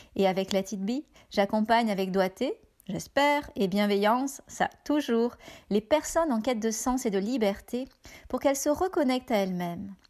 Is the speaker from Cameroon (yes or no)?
no; France; now in Canada; Je suis française et j'habite au Canada depuis 15 ans